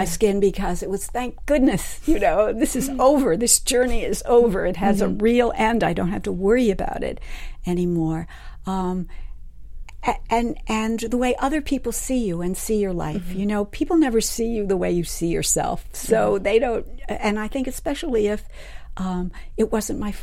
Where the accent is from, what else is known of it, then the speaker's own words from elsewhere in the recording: New York City, New York, United States; moved away; I grew up in New York City